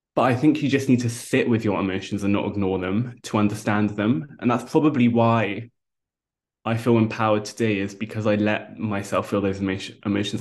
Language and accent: English; London, United Kingdom; I grew up in London as a vegetarian